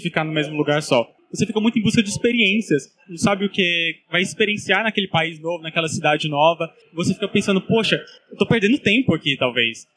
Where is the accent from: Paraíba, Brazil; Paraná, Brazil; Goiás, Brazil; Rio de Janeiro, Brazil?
Goiás, Brazil; Goiânia; moved away as an adult; eu sou de Goiânia